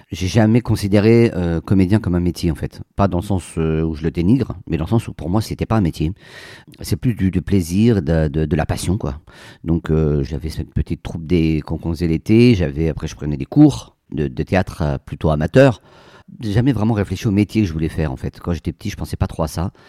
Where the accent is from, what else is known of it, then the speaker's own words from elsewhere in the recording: Poitiers, Nouvelle-Aquitaine, France; also born or lived in Amiens / Béthune / Versailles; Alors, je, moi, je suis né à Amiens. Ensuite, j'habite Béthune, euh, Poitiers, Versailles. Voilà, on a pas mal déménagé pour le, pour le boulot de mon père.